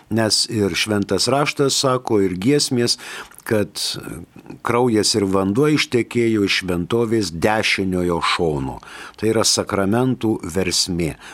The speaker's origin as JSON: {"language": "Lithuanian", "country": "Lithuania", "said": "mes lietuviai nesakom Casparas, mes sakom Kasparas."}